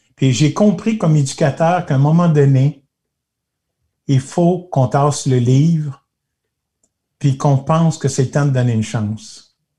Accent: Magog, Quebec, Canada; quand j'étais assis chez nous à Magog, là, sur le trottoir

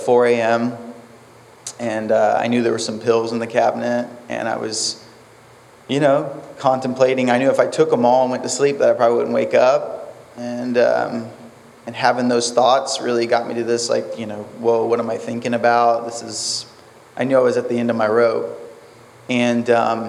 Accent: Titusville, United States; from Titusville, 28

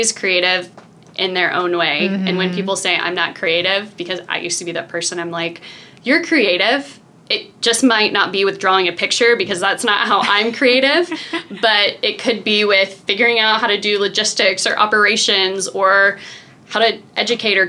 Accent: Memphis, Tennessee, United States; also born or lived in Irvine, California / Chicago; now in Iowa City, United States; I grew up in Memphis, and I kind of thought Memphis was a small town.

